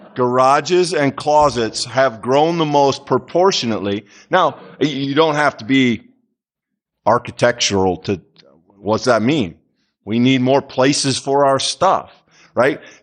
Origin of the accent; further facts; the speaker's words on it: United States; as Americans